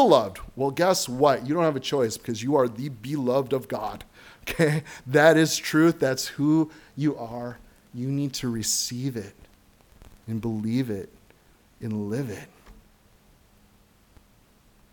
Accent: United States; being an American citizen

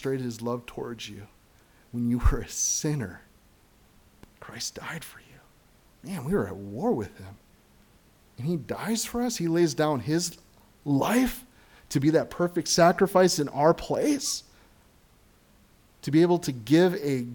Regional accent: United States; being an American citizen

